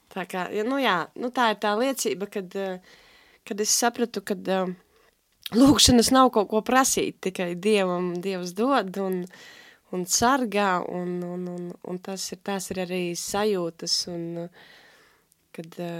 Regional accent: Alūksne, Alūksne Municipality, Latvia; accent: Alūksne accent; moved away as an adult; now in Riga, Latvia; es esmu no Alūksnes. Tagad vairāk kā pusotru gadu esmu rīdzinieci ar uh, jā, skaisto mīlīgo Alūksnes akcentu

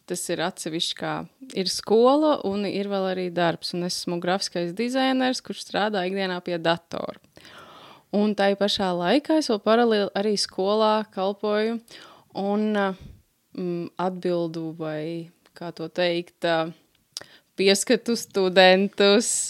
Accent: Liepāja, Kurzeme, Latvia; mēs esam mācītāji Liepājā, esam no Liepājas

